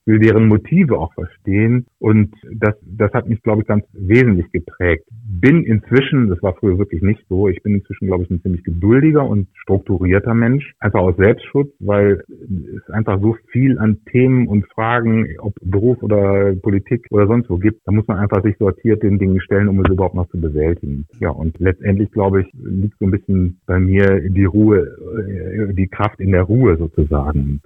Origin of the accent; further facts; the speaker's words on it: Aachen, North Rhine-Westphalia, Germany; moved away as an adult; also born or lived in Düsseldorf / Hannover; now in Nienburg, Germany; Ich bin in Aachen geboren und dort auch zur Schule gegangen, habe dort Abitur gemacht